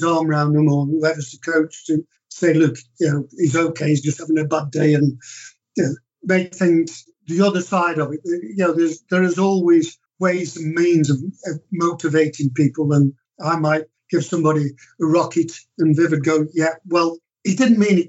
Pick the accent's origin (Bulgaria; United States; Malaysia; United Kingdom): United Kingdom; Stoke-on-Trent, West Midlands; I was brought up in Stoke